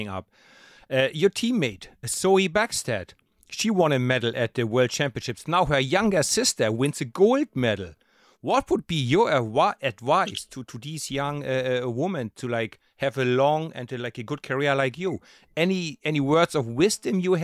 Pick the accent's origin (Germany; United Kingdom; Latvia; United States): Germany; East Germany; I'm from East Germany, so I was still locked behind the Iron Curtain.